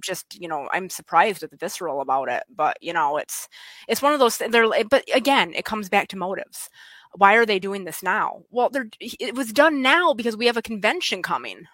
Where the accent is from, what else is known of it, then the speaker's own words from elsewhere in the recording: West Michigan, United States; accent: West Michigan; moved away as an adult; now in Pennsylvania, United States; I'm originally from West Michigan. Um, I moved here when I was 28